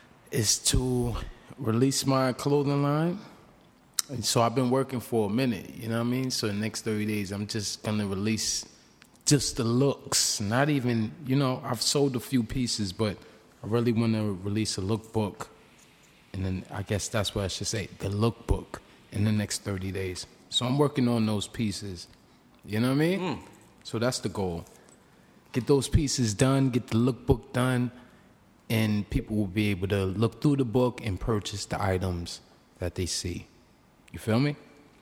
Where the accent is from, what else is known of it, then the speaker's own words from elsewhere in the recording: Brooklyn, New York, United States; I'm from Brooklyn.